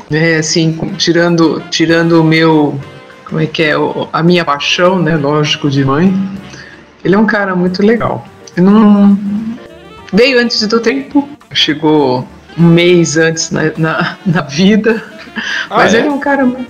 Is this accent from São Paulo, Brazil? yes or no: yes; São Bernardo do Campo, São Paulo, Brazil; É, eu, eu, eu vivi minha vida inteira em São Bernardo.